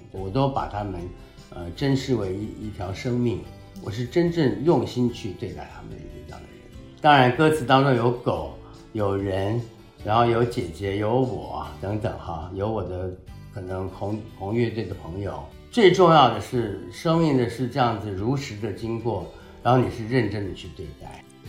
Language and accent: Chinese; Taichung, Taiwan; 出生在台湾的中部叫台中市